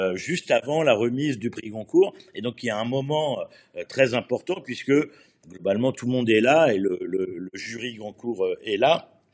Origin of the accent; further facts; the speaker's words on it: France; chez nous en France